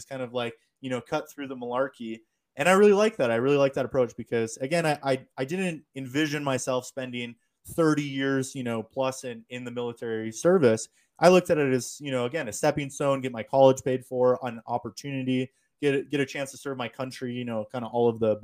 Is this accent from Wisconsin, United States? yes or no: yes; small town near Niagara, Wisconsin, United States; moved away as an adult; It's about 2 hours away from my hometown